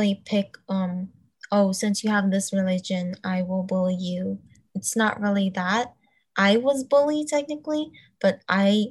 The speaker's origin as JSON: {"language": "English", "region": "New York", "country": "United States", "said": "I'm from New York."}